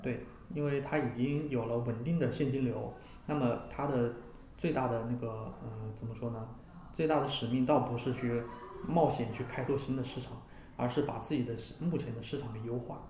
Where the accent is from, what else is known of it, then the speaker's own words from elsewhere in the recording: China; moved away; also born or lived in United States; 这些东西我个人觉得都是我们中国人的骄傲